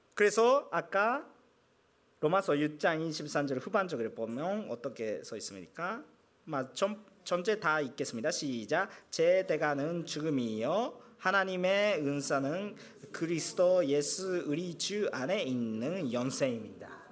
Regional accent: Japan; 제가 일본이니까

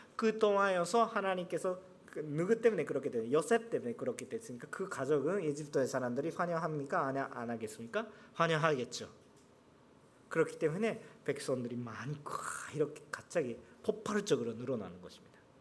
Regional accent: Japan; Korean is a second language; 저는 일본 사람인데

